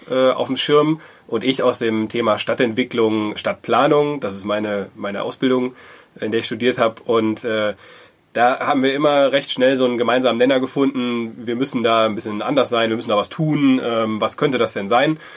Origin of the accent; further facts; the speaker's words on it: Wuppertal, North Rhine-Westphalia, Germany; moved away as an adult; also born or lived in southern Germany; now in Dortmund, Germany; ich komme gebürtig aus Wuppertal, äh, wohne aber seit 13, 14 Jahren mittlerweile in Dortmund